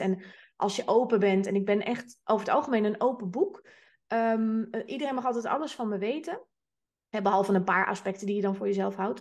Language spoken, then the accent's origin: Dutch; Amsterdam, North Holland, Netherlands; ik ben Amsterdamse